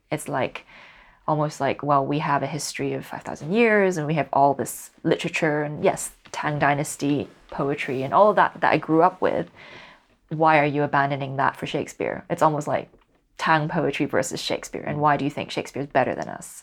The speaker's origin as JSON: {"language": "English", "country": "Hong Kong", "tie": "born or raised there", "first_language": "Cantonese", "second_language": "English", "moved": "as an adult", "lives_now": "United Kingdom", "said": "I was born and raised in Hong Kong, but my mother doesn't speak English. Uh, my father does, and at home we would only speak in Cantonese"}